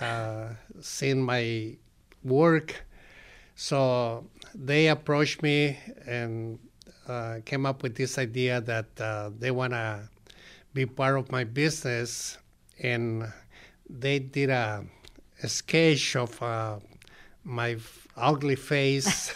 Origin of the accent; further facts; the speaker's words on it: Colima, Mexico; moved away; some of the people in my hometown, in Colima